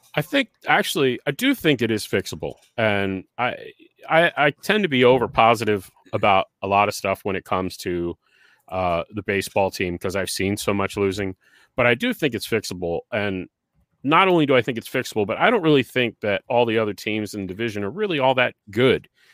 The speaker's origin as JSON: {"language": "English", "region": "New Jersey", "country": "United States", "moved": "yes", "said": "I'm originally from New Jersey"}